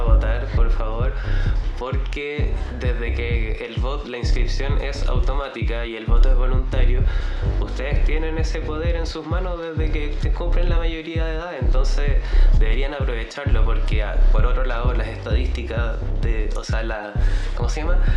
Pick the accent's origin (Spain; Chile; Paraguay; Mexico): Chile; como buen chileno